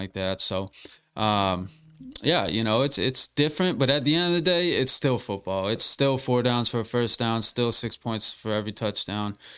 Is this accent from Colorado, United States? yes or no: no; Massachusetts, United States; I'm from Massachusetts